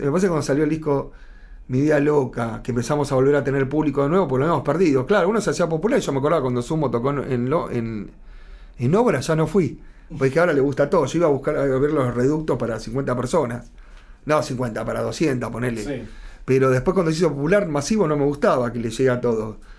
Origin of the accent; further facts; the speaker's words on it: Argentina; ya somos argentinos nosotros